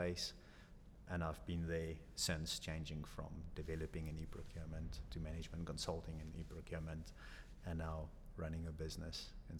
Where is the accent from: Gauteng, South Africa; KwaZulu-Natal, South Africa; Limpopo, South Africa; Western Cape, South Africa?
Gauteng, South Africa; Pretoria; I grew up in Pretoria.